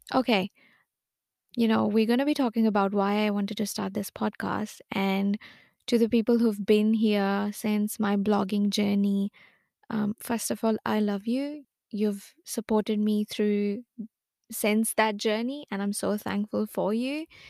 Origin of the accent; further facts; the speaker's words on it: Lucknow, Uttar Pradesh, India; moved away as an adult; now in Melbourne, Australia; I was born and brought up in India. I am from Lucknow.